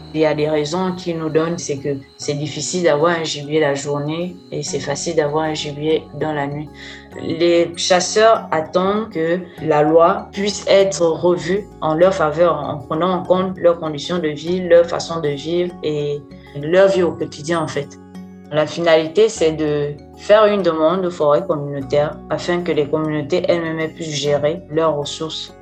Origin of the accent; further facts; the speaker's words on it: Oyem, Woleu-Ntem, Gabon; Je suis gabonaise, je suis originaire de la 9e province du Gabon, la ville d'Oyem.